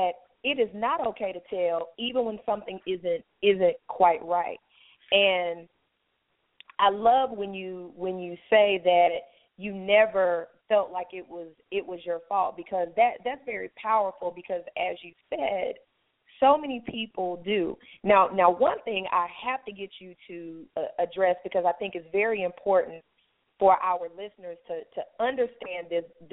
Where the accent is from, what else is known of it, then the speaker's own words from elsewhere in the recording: Alabama, United States; I'm from Alabama as well